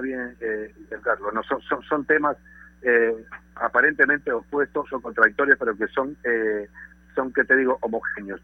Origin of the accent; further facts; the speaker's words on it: Peru; yo como peruano